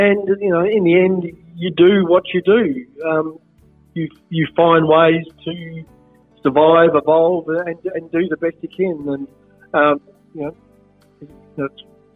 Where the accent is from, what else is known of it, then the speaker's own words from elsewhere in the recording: Adelaide, South Australia, Australia; Born and bred in Marino, so just a little bit, a couple of suburbs down from Brighton